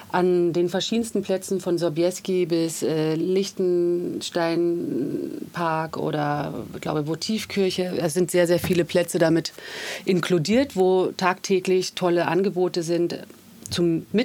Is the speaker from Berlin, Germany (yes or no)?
yes; Berlin, Germany; now in Vienna, Austria; bin ursprünglich aus Berlin und seit 10 Jahren in Wien